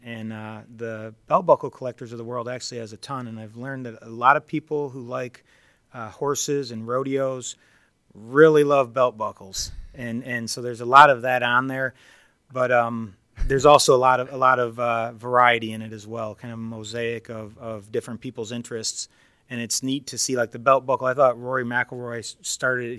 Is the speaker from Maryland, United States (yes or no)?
no; near Detroit, Michigan, United States; I grew up near Detroit